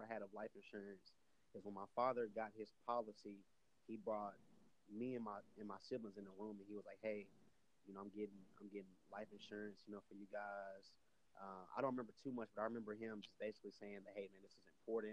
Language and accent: English; Austin, Texas, United States; I'm born and raised in Austin, Texas